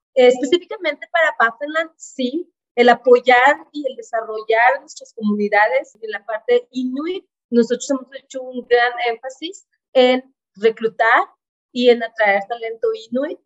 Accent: Mexico; now in Canada; Yo crecí en minería en México

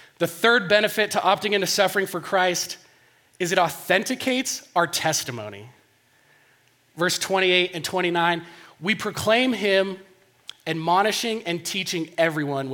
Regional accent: Denver, Colorado, United States; I grew up in Denver here, close to here.

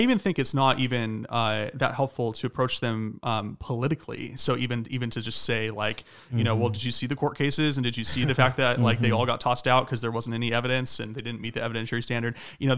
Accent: Fresno, California, United States; I come from Fresno, California in the Central Valley. It's a very Republican place in California.

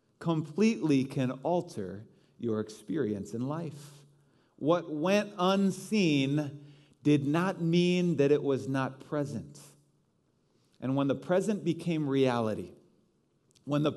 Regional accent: Chicago, Illinois, United States; I am a Chicagoan.

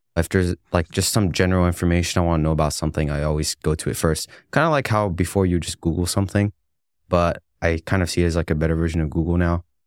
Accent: McAllen, Texas, United States; now in Dallas, United States; I'm from McAllen, Texas, but my parents are originally from Egypt.

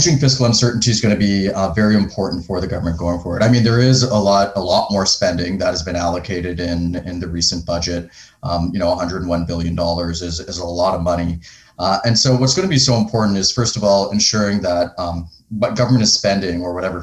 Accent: Canada; moved away as an adult; also born or lived in United Kingdom / Netherlands / Switzerland / United States; I grew up in Canada, but I spent many years living abroad in the UK and the Netherlands and Switzerland and the US and Dubai.

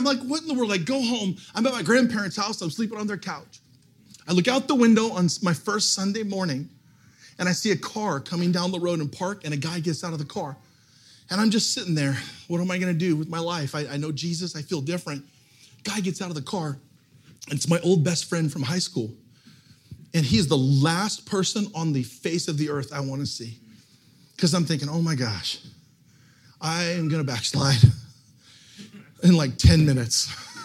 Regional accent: Portland, United States; I'm actually from Portland, so I got in my car, I moved home

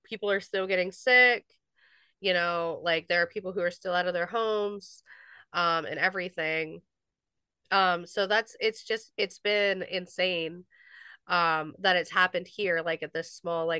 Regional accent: East Palestine, Ohio, United States; I'm from East Palestine, Ohio. I've lived here almost my whole life.

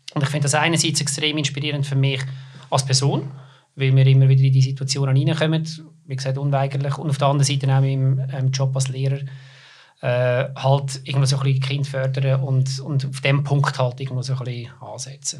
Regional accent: Lucerne, Switzerland; ich komme aus Luzern

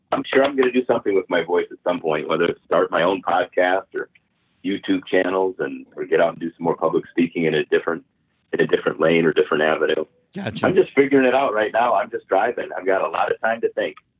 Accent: Michigan, United States; I'm from Michigan, and Michigan's a beautiful state

